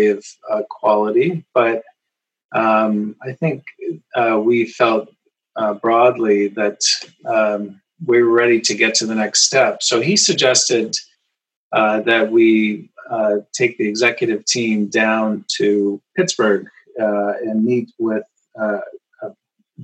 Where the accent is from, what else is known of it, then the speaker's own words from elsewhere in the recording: Burlington, Ontario, Canada; So decided to start my own practice in my hometown of Burlington, Ontario